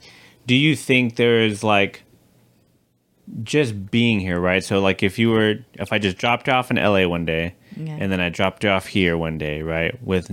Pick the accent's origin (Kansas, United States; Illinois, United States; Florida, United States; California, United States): California, United States; Los Angeles; It's more like I'm from LA.